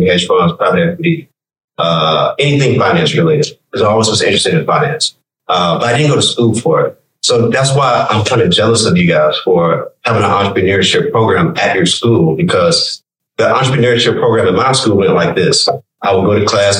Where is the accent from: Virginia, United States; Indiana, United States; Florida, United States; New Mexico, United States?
Virginia, United States; moved away; also born or lived in Richmond, Virginia (born) / Texas; I'm from Virginia